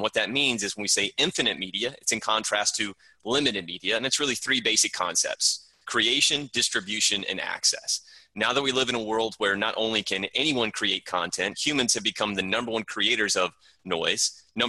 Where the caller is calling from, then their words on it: Charleston, South Carolina, United States; Calling in from Charleston, South Carolina.